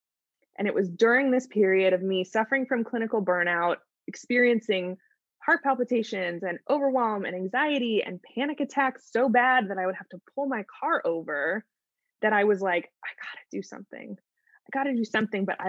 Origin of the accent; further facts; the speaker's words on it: St. Louis, Missouri, United States; moved away as an adult; now in Los Angeles, United States; I grew up in St. Louis, Missouri. I moved to Los Angeles when I was 18